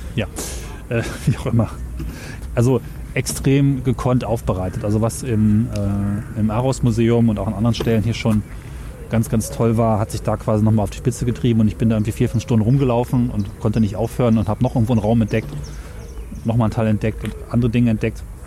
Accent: Göttingen, Lower Saxony, Germany; in meiner Heimatstadt in Göttingen

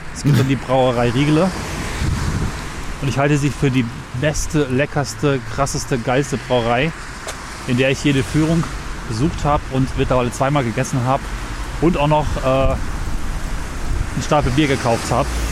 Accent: Northern Germany, Germany; als Norddeutscher

